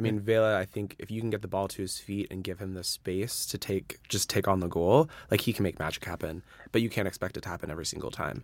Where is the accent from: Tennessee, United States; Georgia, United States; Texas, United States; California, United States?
California, United States; San Francisco Bay Area; moved away as an adult; now in Los Angeles, United States; I am originally from the San Francisco Bay Area. Grew up there, but I moved to L A about five and a half years ago